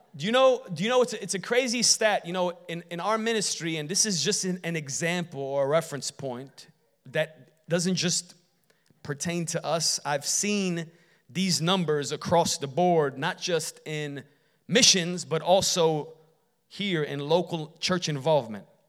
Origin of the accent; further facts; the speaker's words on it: Chicago, Illinois, United States; when I grew up in Chicago